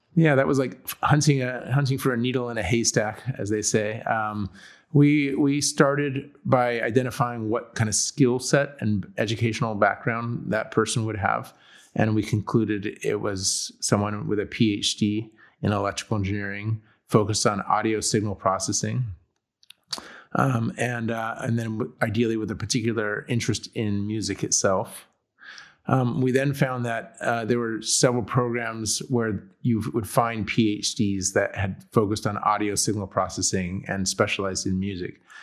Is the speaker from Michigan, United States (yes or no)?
no; San Diego, California, United States; also born or lived in Chicago / England; I am from, I grew up in San Diego, California, Southern California